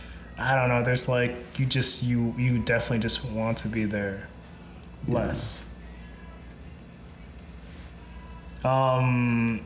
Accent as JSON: {"language": "English", "region": "Minnesota", "country": "United States", "said": "We're originally from Minnesota"}